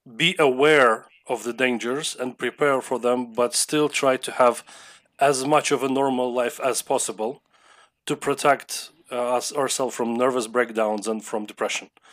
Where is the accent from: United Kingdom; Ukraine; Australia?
Ukraine; Lviv, Lviv Oblast; I was born in Lviv and I have lived in Lviv as my main hometown for my entire life. That's in the west of Ukraine.